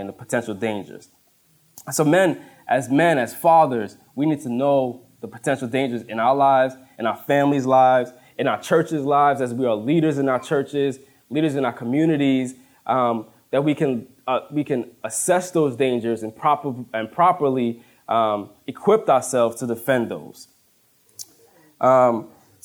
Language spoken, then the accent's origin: English; Woodbridge, United States; moved away as an adult; now in Plainfield, United States; I grew up in Woodbridge. And in Woodbridge, we're surrounded by four or five highways, so we never see deer